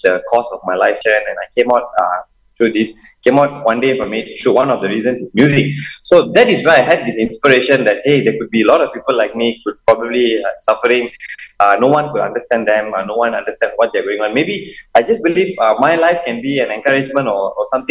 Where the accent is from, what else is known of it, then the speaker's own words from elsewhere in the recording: Malaysia; I'm Malaysian